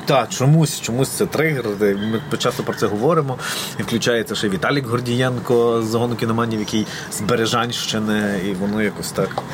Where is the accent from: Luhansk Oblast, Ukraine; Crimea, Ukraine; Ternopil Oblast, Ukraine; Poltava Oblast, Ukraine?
Ternopil Oblast, Ukraine; Berezhany; moved away as an adult; now in Lviv, Ukraine; в мене, окрім там дитячих спогадів, шкільних, в mm-hmm. мене ще і студентські спогади там